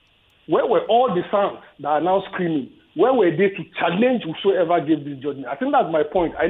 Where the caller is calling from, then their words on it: Ajah, Lagos, Nigeria; I'm calling from Ajah.